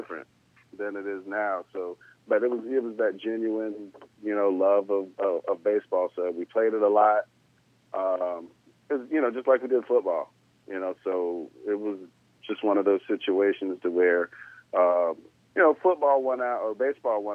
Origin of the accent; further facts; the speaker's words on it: Jacksonville, Florida, United States; also born or lived in Valdosta, Georgia; I'm originally from Georgia, Valdosta, and then we moved to Jacksonville, and I was 8, almost 9 years old